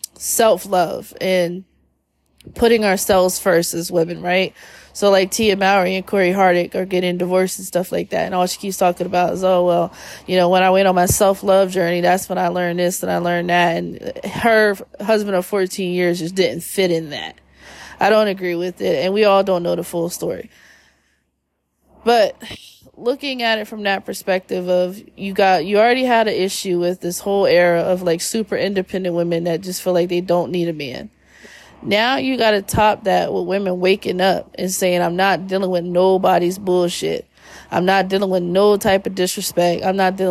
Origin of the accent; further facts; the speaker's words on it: Philadelphia, Pennsylvania, United States; we're from Philly